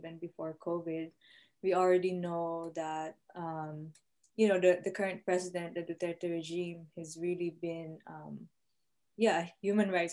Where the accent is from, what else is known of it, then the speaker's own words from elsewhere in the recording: Mindoro, Mimaropa, Philippines; moved away; also born or lived in Netherlands; We were living in Mindoro, an island called Mindoro